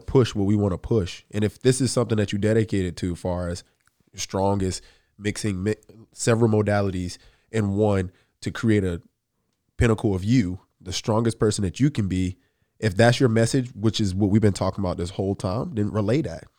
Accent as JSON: {"language": "English", "region": "the South", "country": "United States", "said": "I'm from the South"}